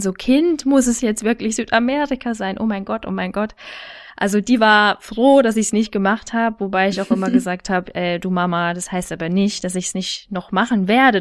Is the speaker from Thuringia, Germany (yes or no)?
yes; Thuringia, Germany; moved away as an adult; now in Munich, Germany; Ursprünglich stamme ich aus Thüringen